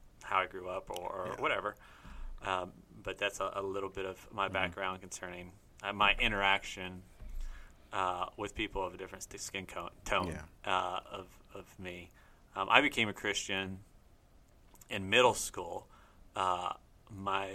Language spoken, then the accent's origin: English; Germantown, Ohio, United States; I'm from Germantown, Ohio, southwest of Dayton